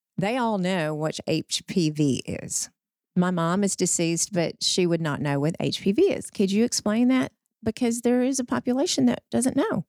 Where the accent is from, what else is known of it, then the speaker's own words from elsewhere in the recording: Wortham, Texas, United States; moved away as an adult; also born or lived in Austin; now in Fort Worth, United States; I grew up in Wortham, which is, but, oh gosh, it's It's, it's in the tri-county area, Freestone County, halfway between Houston and Dallas